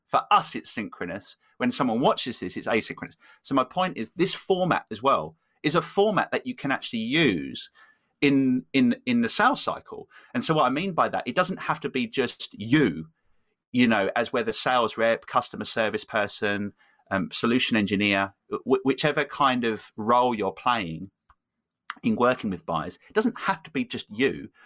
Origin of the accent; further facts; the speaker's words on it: England, United Kingdom; moved away; also born or lived in Copenhagen; I'm originally from from England